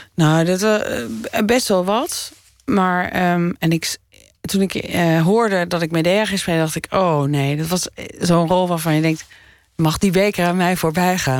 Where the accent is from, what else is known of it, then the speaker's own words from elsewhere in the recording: Doetinchem, Gelderland, Netherlands; also born or lived in Winterswijk; ik ben in Menswijk geboren en daarna naar Doetinchem verhuisd